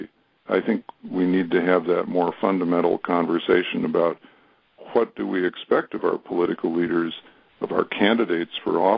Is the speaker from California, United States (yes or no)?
no; a suburb of Chicago, Illinois, United States; I grew up in the Methodist Church in a suburb of Chicago